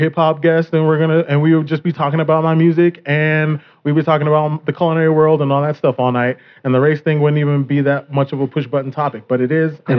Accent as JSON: {"language": "English", "town": "Littleton", "region": "Colorado", "country": "United States", "tie": "born or raised there", "also_born_or_lived": "Park Hill, Denver, Colorado", "said": "I was born in Park Hill and I grew up in Littleton."}